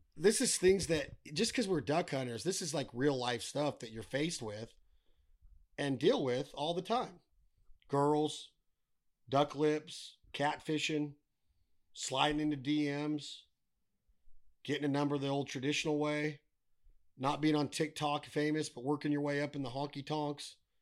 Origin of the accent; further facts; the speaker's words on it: United States; I'm American